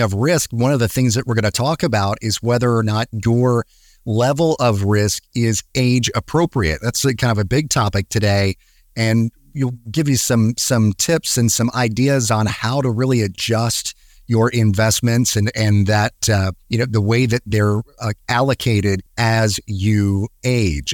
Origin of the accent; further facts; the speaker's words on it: Atlanta, Georgia, United States; moved away; my hometown, my home place, Atlanta